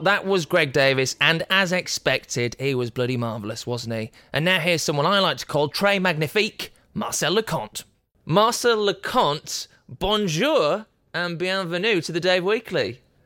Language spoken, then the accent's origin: English; Yorkshire and the Humber, United Kingdom; I'm from Yorkshire